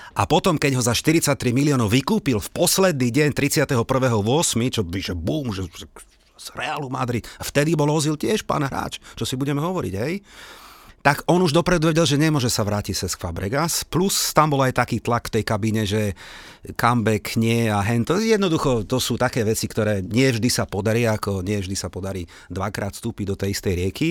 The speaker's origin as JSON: {"language": "Slovak", "country": "Slovakia", "said": "ja samozrejme som Slovák a nie som tam nejaký e, London boy"}